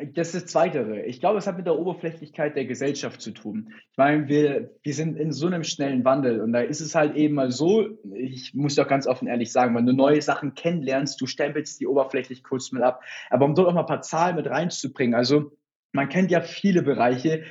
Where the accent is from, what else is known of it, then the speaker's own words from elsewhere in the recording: Hamburg, Germany; komme aus Hamburg, selber auch gebürtig